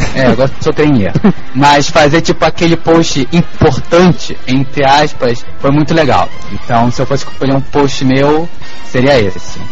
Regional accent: Rio de Janeiro, Brazil; eu voltaria para minha terra, já Paguá

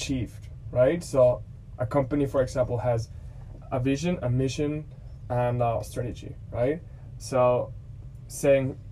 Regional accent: Germany; first language German; English is a second language; moved away as an adult; now in Australia; English is not my native language

